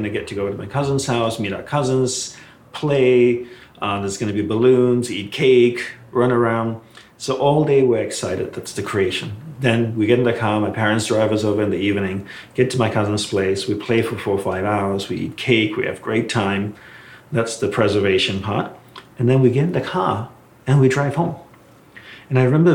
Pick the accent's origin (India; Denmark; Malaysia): Malaysia; I was growing up in Malaysia